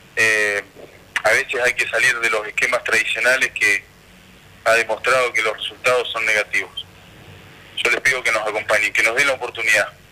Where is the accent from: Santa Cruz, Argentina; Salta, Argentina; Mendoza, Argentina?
Santa Cruz, Argentina; porque somos Santa santacruceños, porque somos argentinos, porque vivimos en esta tierra